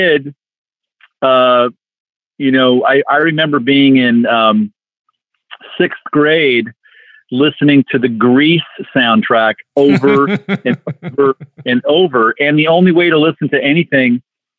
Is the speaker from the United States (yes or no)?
yes; Los Angeles, California, United States; Growing up in the San Fernando Valley in Los Angeles